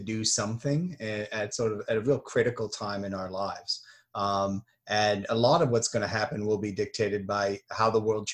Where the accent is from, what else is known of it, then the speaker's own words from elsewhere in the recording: United States; I'm just an American.